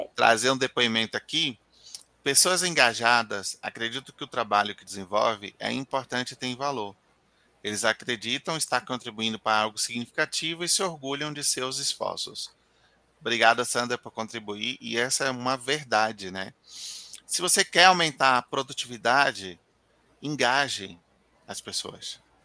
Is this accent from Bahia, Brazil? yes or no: yes; Bahia, Brazil; eu sou baiano